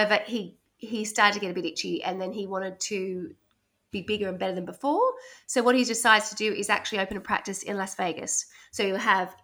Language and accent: English; Australia; growing up in Australia